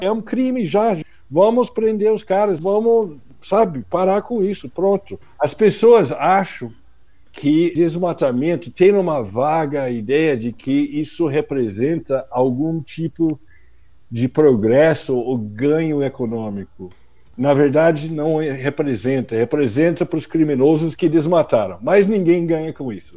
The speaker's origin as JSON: {"language": "Portuguese", "country": "United States", "second_language": "Portuguese", "moved": "as an adult", "lives_now": "Brazil", "said": "por conta do sotaque, que eu sou americano, mas eu moro no Brasil há 35 anos"}